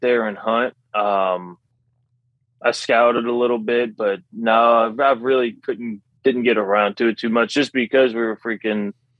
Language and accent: English; Louisiana, United States; I'm about 30 minutes west of New Orleans.